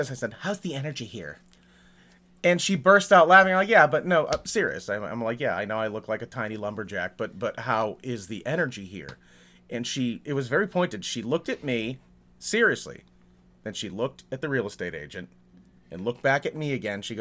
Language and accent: English; New England, United States; I grew up in New England, and we would say that you know, in, in the in the dead of summer, like like July, August